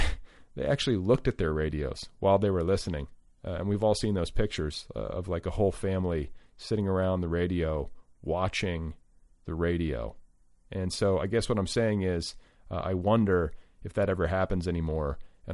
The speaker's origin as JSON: {"language": "English", "town": "New York City", "region": "New York", "country": "United States", "tie": "born or raised there", "also_born_or_lived": "Los Angeles", "lives_now": "New Hampshire, United States", "said": "I was born and raised in New York City, spent 25 years in Los Angeles, married to a television writer and producer with several novels in print, and I retired to a dirt road in the middle of the New Hampshire woods."}